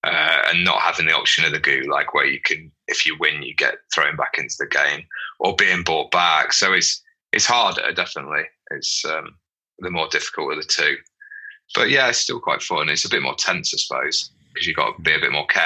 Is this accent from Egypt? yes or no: no; United Kingdom; because we're British